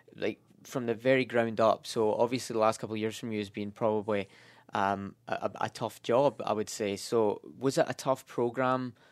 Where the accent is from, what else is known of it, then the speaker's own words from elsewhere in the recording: Scotland, United Kingdom; moved away; I'm from Scotland